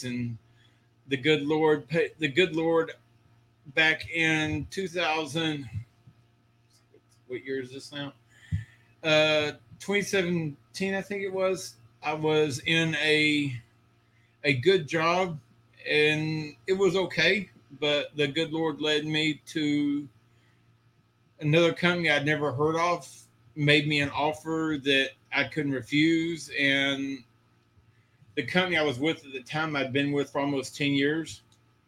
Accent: Texas, United States; also born or lived in Georgia / Seguin, Texas; Born and raised in Texas my whole life. I've lived in every area of Texas except West Texas

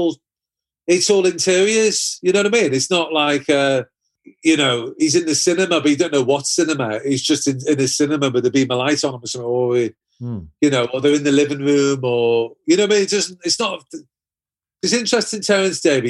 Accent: Liverpool, North West England, United Kingdom; I grew up in Everton

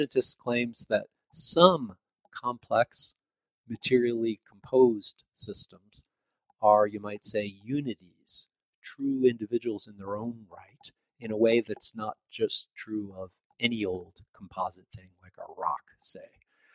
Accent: Chicago, Illinois, United States; moved away as an adult; also born or lived in upstate New York; now in Indiana, United States; I grew up just outside of Chicago, and I went to university in the city.

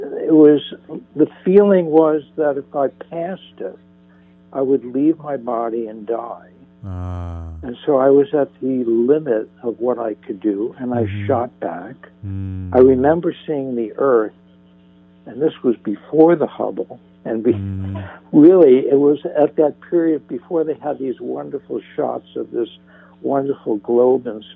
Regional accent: northern New Jersey, United States; now in Santa Monica, United States; I grew up in New Jersey

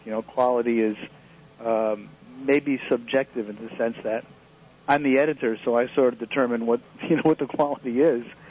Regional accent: Connecticut, United States; moved away; I grew up in Connecticut

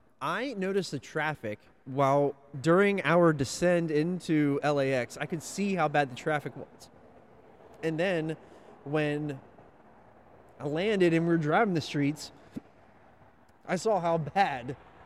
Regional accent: Northeast, United States; I'm from the Northeast and we don't have any of these

